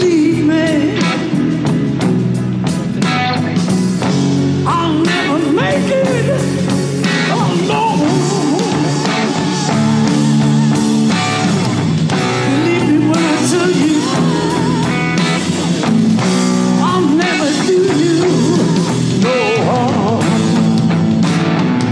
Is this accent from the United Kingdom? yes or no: yes; United Kingdom; as a Brit